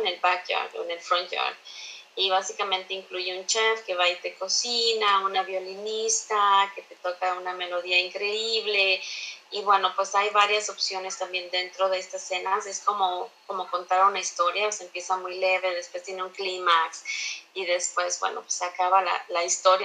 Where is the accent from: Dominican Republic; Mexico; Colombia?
Mexico; moved away as an adult; also born or lived in China; now in Canada; como mexicanos tenemos esta como adrenalina y se nos queman las habas